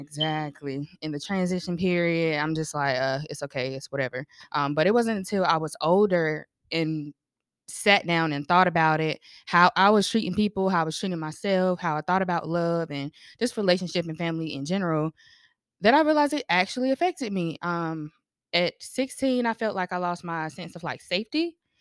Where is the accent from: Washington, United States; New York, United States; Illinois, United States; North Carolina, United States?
North Carolina, United States; I'm from North Carolina